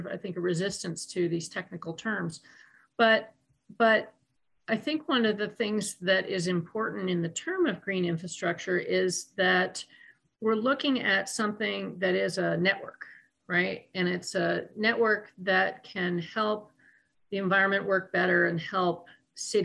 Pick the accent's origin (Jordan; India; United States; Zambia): United States; Vermont; now in Brooklyn, United States; rural places like where I grew up in Vermont